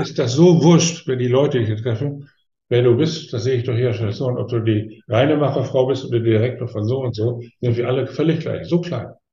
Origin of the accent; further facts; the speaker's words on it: Osnabrück, Lower Saxony, Germany; meiner Heimatstadt Osnabrück